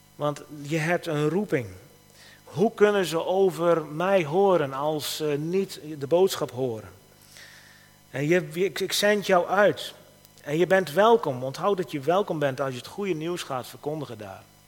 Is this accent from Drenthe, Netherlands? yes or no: no; Nijbeets, Friesland, Netherlands; moved away as an adult; also born or lived in Tel Aviv, Israel / Haifa, Israel / East Germany; geboren en getogen in Nijbeets